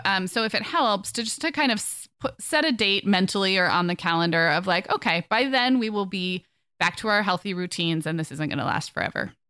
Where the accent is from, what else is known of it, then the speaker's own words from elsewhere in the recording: Santa Barbara, California, United States; moved away; also born or lived in Orange County, California; my family and I are moving from Orange County to my hometown of Santa Barbara.